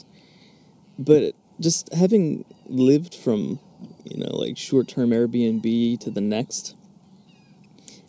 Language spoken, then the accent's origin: English; Philadelphia, Pennsylvania, United States; moved away; I'm from Philadelphia area